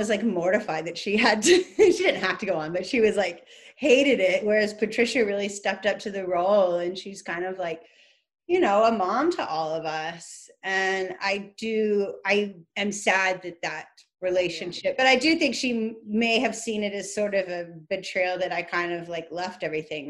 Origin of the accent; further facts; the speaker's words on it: Atlanta, Georgia, United States; We like grew up down the street from each other in Atlanta